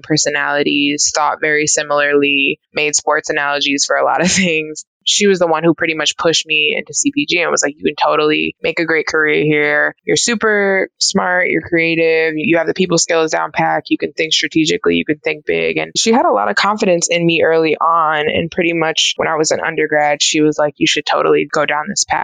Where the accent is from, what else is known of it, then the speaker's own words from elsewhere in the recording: New York City, New York, United States; I'm originally from New York City, born and raised there, and I ended up going to college there as well